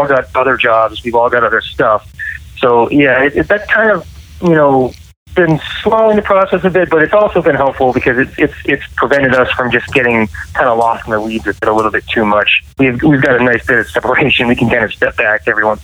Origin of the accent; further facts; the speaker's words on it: New England, United States; I grew up in New England